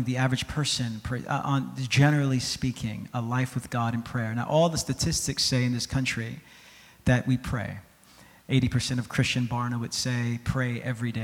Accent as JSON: {"language": "English", "town": "New York City", "region": "New York", "country": "United States", "said": "I'm from New York City"}